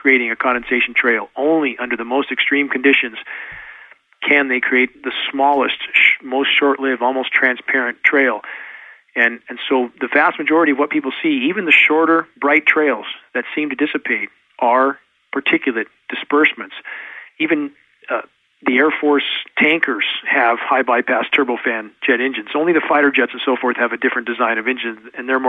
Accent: Southern California, United States; now in Pacific Northwest, United States; growing up in Southern California, gagging on smog

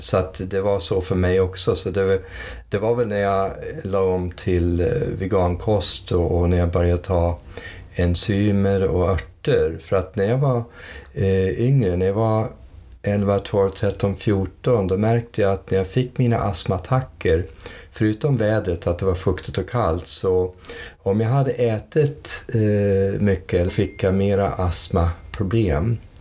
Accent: United States; moved away as an adult; flyttade vi till USA 58. Och sen växte jag upp i USA under 20 års tid.

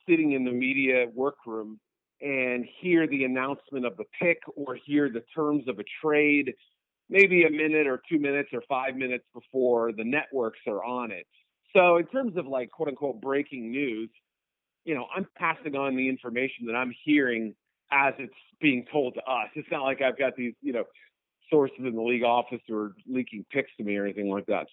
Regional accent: New England, United States; now in Chicago, United States; I grew up in New England

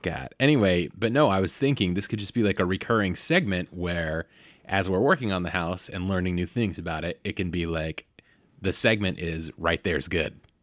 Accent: Bay Area, California, United States; I grew up in the Bay Area

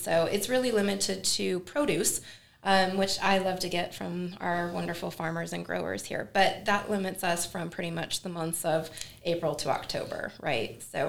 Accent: Fremont County, United States; Born and raised in Fremont County, I'm a local.

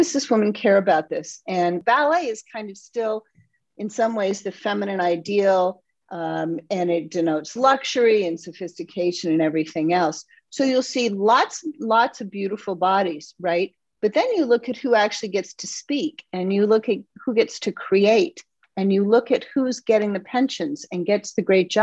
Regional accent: East Coast, United States; now in Midwest, United States; I'm from the East Coast

